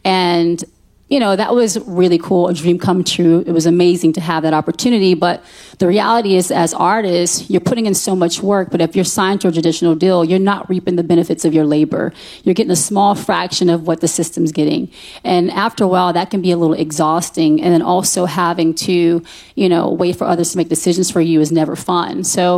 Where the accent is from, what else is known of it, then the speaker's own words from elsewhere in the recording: Fort Hood, Texas, United States; born there; the facts online say I'm from Austin. I was born in Fort Hood, Texas, actually, and I'm a military baby, so that's why I was born.